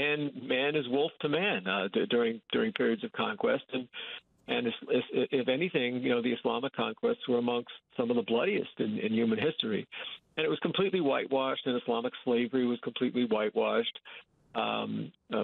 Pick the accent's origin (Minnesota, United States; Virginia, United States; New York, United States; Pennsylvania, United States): New York, United States; I grew up in New York State